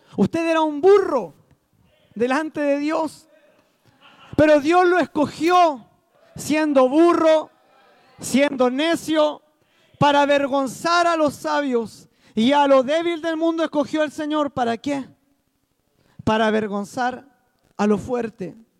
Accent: Chile; soy chileno

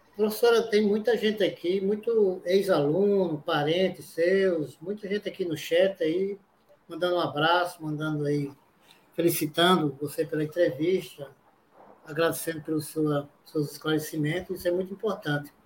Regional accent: Caicó, Rio Grande do Norte, Brazil; moved away; eu sou do interior, sou de Caicó, próximo lá da sua terra, né? Nós nascemos ali pelo Seridó

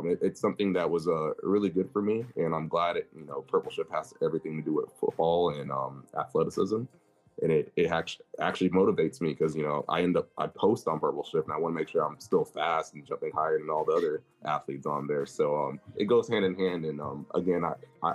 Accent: Arlington, Texas, United States; also born or lived in Mansfield, Texas; I'm from Arlington area, Mansfield, which Arlington, Texas, if you go look that up, that's where Dallas Cowboys are. So I grew up a fan

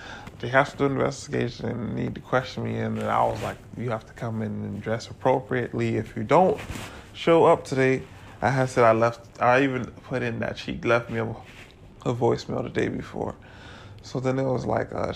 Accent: Florida, United States; now in Atlanta, United States; I'm from Florida.

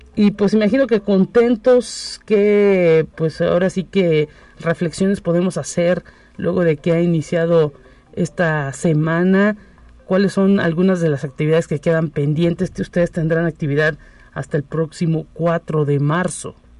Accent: Mexico; somos mexicanos

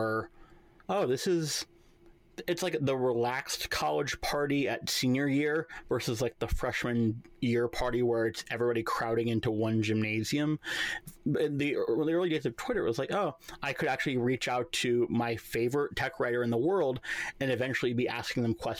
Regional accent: New York, United States; I'm a New Yorker

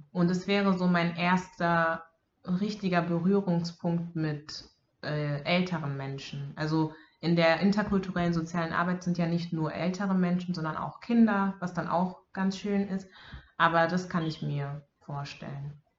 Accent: Bavaria, Germany; moved away; ich bin in Bayern aufgewachsen

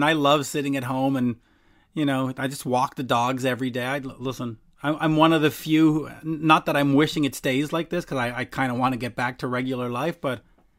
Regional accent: Canada

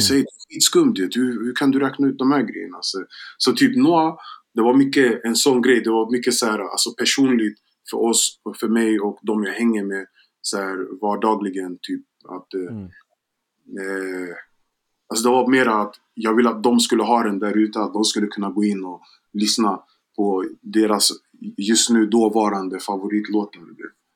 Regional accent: Gambia; now in Sweden; jag är från Västafrika, jag är från Gambia

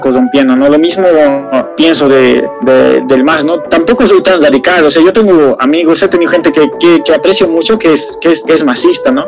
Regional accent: El Alto, La Paz, Bolivia; yo soy de, la, de La Paz, del Alto

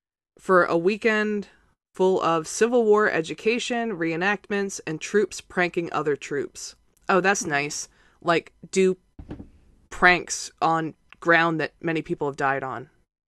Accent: Gettysburg, Pennsylvania, United States; I grew up outside of Gettysburg, so ghost stories about Antietam didn't bother me at all.

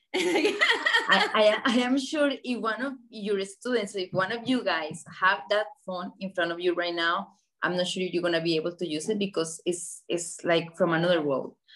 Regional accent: Colombia; moved away as an adult; now in Miami, United States; I grew up in Colombia when Pablo Escobar was alive

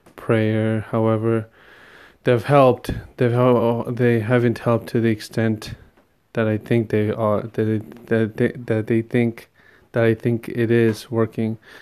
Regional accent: New York tri-state area, United States; growing up in the New York tri-state area

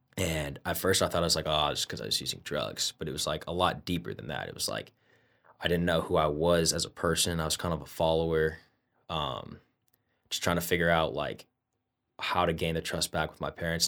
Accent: Indianapolis, Indiana, United States; Indianapolis, Indiana.

